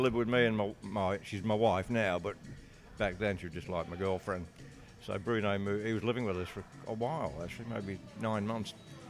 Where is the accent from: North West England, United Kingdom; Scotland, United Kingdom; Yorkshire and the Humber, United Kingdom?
North West England, United Kingdom; Congleton; born there; moved away; I was born in a place called Congleton, which is up in the Midlands of England.